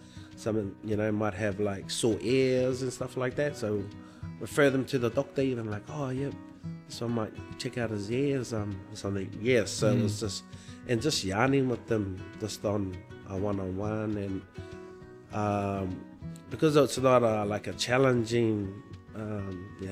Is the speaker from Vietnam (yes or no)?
no; New Zealand; now in Broome, Australia; I'm a Māori from New Zealand, and so I'm not from here